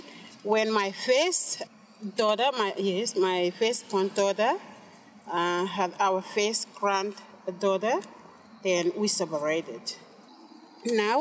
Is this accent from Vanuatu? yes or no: yes; Tanna Island, Tafea, Vanuatu; now in Port Vila, Vanuatu; I am from Tana Island